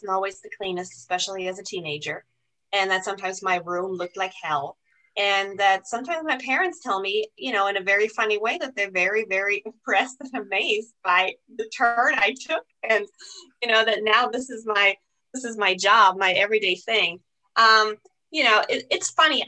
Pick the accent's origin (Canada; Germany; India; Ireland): Germany; English is a second language; now in United States; I'm not a US citizen. I'm German